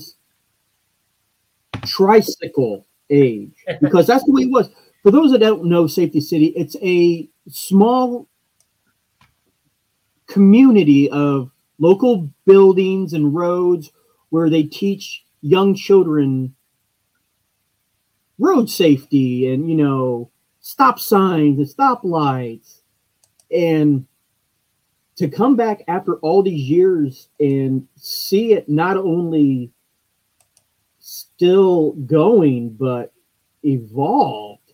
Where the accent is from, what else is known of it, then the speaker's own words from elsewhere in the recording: Delphos, Ohio, United States; I'm from Delphus